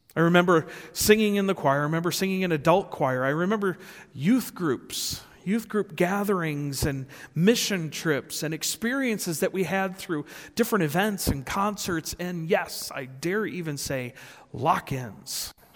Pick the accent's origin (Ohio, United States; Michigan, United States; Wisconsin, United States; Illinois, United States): Illinois, United States; Rockford; I was born and raised in Rockford, Illinois